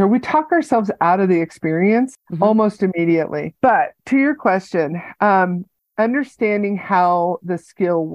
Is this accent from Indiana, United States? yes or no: no; California, United States; now in Colorado Springs, United States; I grew up in California